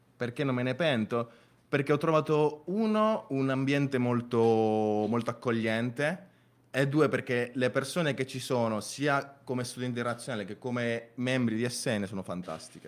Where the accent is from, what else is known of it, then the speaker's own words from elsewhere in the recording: Venezuela; now in Bari, Italy; sono nato in Venezuela e mi sono trasferito in Italia eh, ormai 11 anni fa